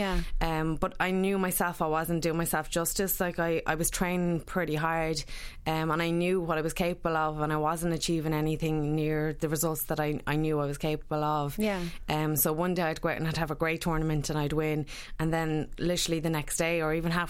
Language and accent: English; Sligo, Connacht, Ireland; moved away; I was originally from Sligo